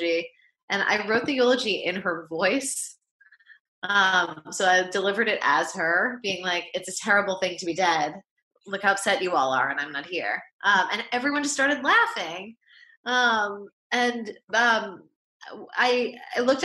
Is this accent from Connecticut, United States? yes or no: no; New York, United States; I grew up in New York. This is where we lived